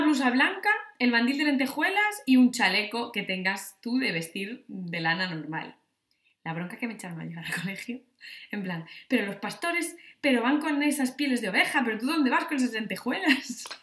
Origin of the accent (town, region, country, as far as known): Asturias, Spain